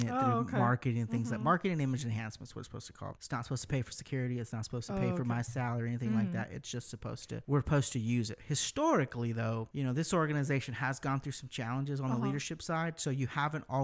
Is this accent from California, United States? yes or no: yes; Sacramento, California, United States; I was born and raised in Sacramento